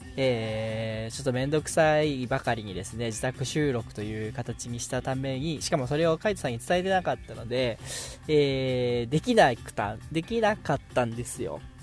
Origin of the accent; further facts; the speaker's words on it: Okayama, Japan; accent: Okayama dialect; 岡山弁は標準語だと思ってる